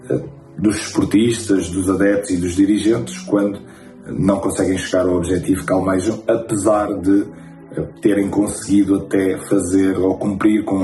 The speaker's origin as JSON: {"language": "Portuguese", "country": "Angola", "lives_now": "Portugal", "said": "e eu que não, não nasci em Portugal, vim de Angola, é que Portugal são as pessoas."}